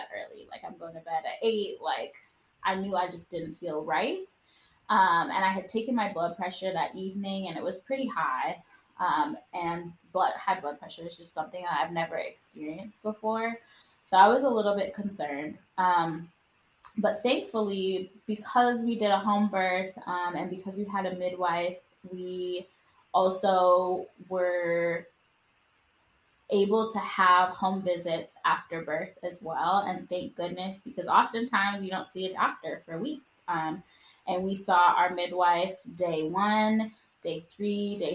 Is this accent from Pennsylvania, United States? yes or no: no; Wisconsin, United States; moved away; we're from Wisconsin and none of our, you know, immediate family lives here.